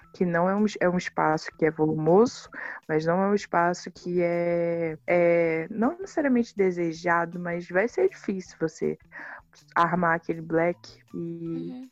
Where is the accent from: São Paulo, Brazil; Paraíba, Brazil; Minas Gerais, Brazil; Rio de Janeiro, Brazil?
Rio de Janeiro, Brazil; Baixada Fluminense; eu nasci na Baixada Fluminense do Rio de Janeiro, que é a periferia do Rio.